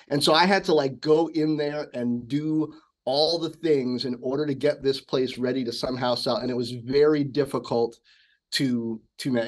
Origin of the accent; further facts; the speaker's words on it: Washington, District of Columbia, United States; also born or lived in South Hempstead, Long Island, New York / Bedford-Stuyvesant, Brooklyn, New York; most mm-hmm. of my growing up was in Washington D.C.